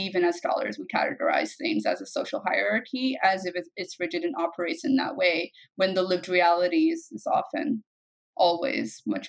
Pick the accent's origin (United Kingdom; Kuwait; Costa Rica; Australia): Kuwait; also born or lived in Egypt; and I had similar things growing up in Kuwait and in Egypt, right?